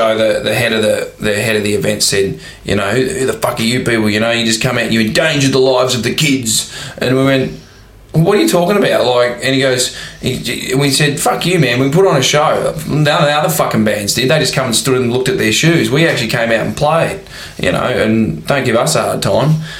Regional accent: Warrnambool, Victoria, Australia; also born or lived in Melbourne; We came from Warrnambool and then moved to Melbourne, and when we moved to Melbourne, you know, we were seen as we were like, who are these?

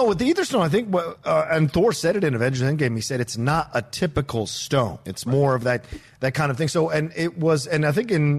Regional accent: Virginia, United States; growing up in Virginia.

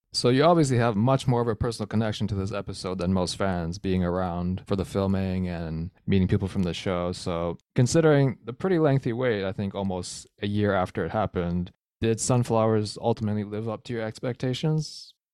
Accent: Canada; I'm Canadian

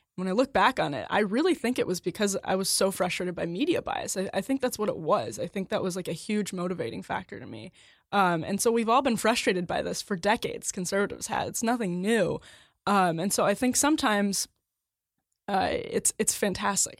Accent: Wisconsin, United States; my home state of Wisconsin

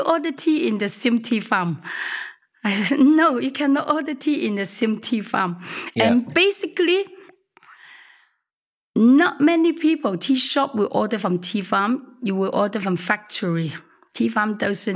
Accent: Hong Kong; also born or lived in Chaozhou (father's hometown); I was born in Hong Kong, first generation

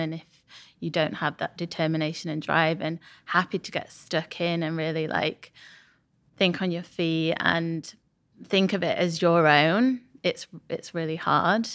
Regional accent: Sheffield, Yorkshire and the Humber, United Kingdom; moved away as an adult; also born or lived in Leeds; now in London, United Kingdom; I'm from Sheffield

